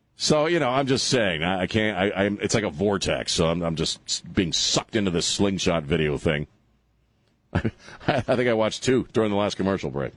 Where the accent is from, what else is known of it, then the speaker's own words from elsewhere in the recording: United States; as an American